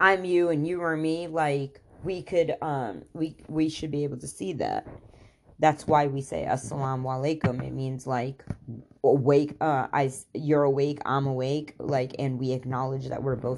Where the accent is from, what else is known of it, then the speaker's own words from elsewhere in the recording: Khambhat, Gujarat, India; moved away; I'm from there. Literally, I was born there